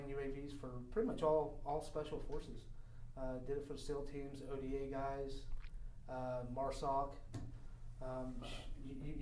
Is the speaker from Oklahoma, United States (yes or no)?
yes; Oklahoma, United States; moved away as an adult; now in San Diego, United States; I grew up in Oklahoma. I was born and raised in Oklahoma